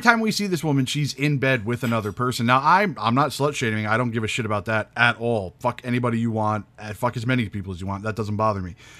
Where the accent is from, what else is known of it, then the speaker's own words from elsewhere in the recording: New England, United States; I'm from New England where we don't have accents